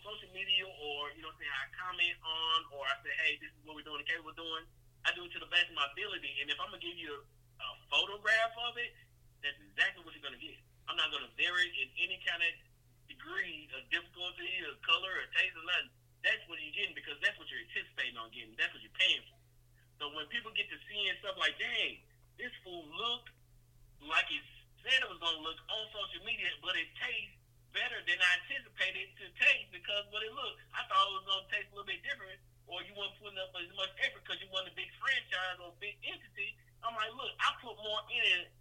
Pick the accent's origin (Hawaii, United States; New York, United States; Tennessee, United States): Tennessee, United States; Nashville; also born or lived in Brownsville, Tennessee; I was born in West Tennessee, Brownsville, Tennessee to be exact. I was raised in Nashville, Tennessee from elementary school on up